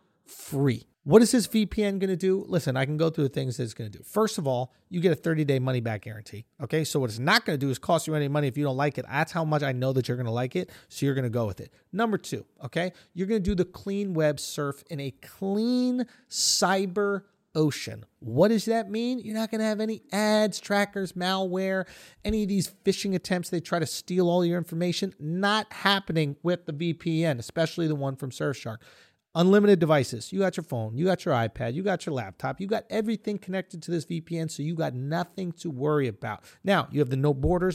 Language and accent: English; United States; As an American